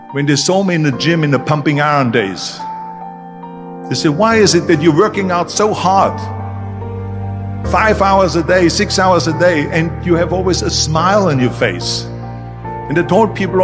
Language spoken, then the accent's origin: English; Austria; born or raised there; moved away